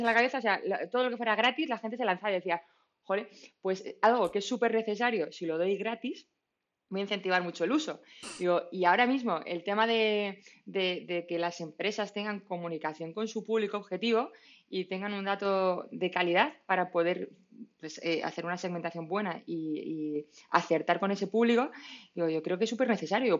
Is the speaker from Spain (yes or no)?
yes; Madrid, Community of Madrid, Spain; soy de, aquí de Madrid